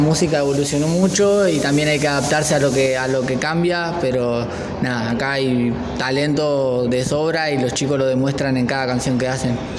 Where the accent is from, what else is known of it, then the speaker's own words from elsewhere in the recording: Santa Rita, Buenos Aires Province, Argentina; yo soy de Santa Rita